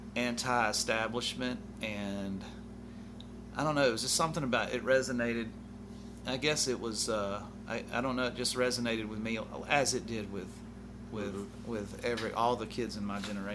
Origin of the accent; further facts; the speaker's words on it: Mobile, Alabama, United States; I was raised up out in Sims, and then my mother and father split up, and then my mother moved into city, and then my father stayed out in Sims